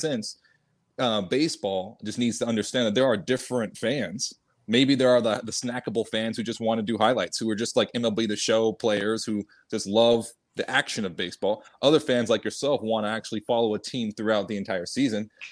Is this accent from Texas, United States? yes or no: yes; San Antonio, Texas, United States; I'm down here down south in San Antonio.